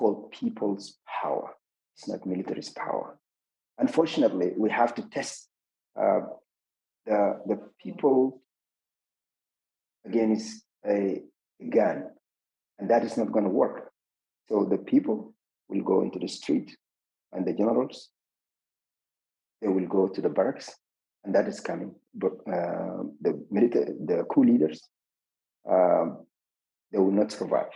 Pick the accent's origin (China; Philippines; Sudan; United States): Sudan; Zalingei, Central Darfur; my hometown, Zalingi